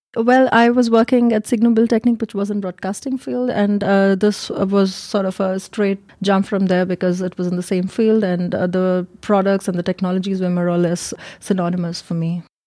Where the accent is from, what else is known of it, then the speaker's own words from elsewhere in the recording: India; moved away as an adult; also born or lived in Germany; now in Munich, Germany; I'm from India, and I've been in Germany since ten years